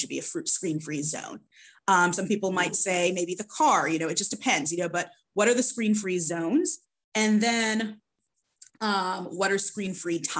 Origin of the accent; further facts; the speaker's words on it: Florida, United States; I grew up in Florida